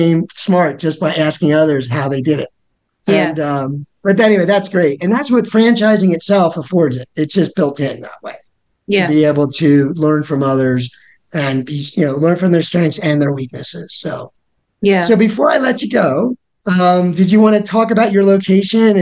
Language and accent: English; Colorado, United States; I'm from Colorado